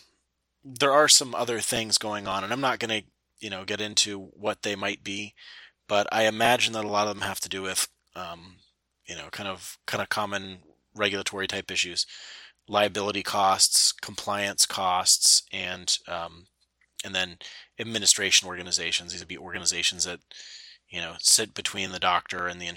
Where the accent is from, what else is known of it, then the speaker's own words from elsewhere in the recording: United States; being American